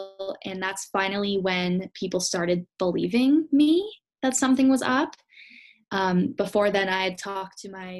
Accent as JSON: {"language": "English", "country": "Canada", "tie": "born or raised there", "said": "I was born and raised in Canada, but my family's from Holland"}